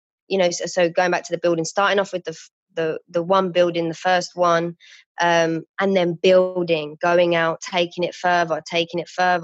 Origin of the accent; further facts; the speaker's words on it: London, United Kingdom; I used to be an outreach support worker for young girls in the community where I grew up in Woolwich